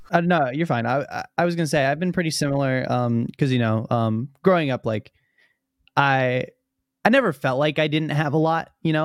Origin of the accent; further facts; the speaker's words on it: Virginia, United States; also born or lived in Illinois; I moved to Virginia from Illinois